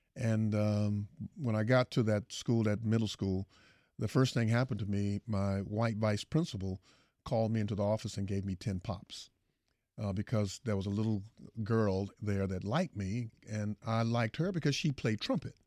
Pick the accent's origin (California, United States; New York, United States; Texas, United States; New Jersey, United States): Texas, United States; Houston; I come from Fifth Ward